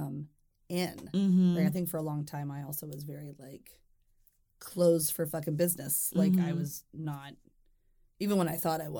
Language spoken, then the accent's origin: English; Deep South, United States; And also growing up in the Deep South, it may be a little bit different, but in other places, but it still felt very, very present.